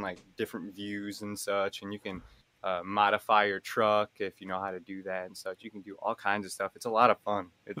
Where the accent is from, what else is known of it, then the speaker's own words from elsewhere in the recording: Lansing, Michigan, United States; I'm from Michigan, man. Lansing.